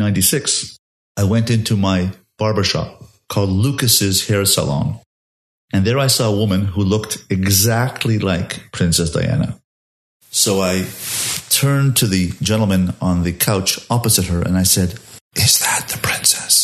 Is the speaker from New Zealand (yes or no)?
no; Montreal, Quebec, Canada; also born or lived in London; now in Baltimore, United States; I grew up in Montreal, Canada, speaking French.